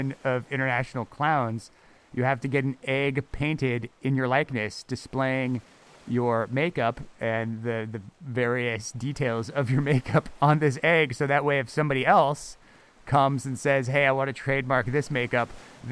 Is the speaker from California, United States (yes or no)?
yes; Fairfax, California, United States; I grew up in Fairfax, which is a small hippie town in California